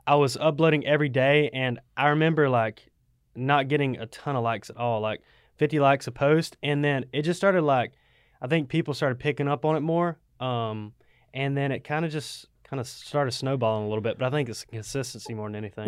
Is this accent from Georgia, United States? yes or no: yes; Waycross, Georgia, United States; also born or lived in Statesboro, Georgia; I'm from Waycross